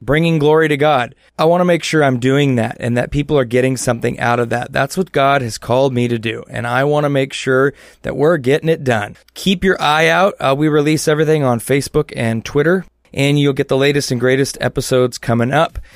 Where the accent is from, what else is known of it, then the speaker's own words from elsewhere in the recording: Southern California, United States; moved away; I grew up down in Southern California